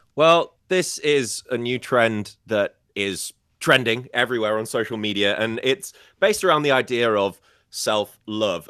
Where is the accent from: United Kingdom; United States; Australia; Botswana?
United Kingdom; first language English; I'm British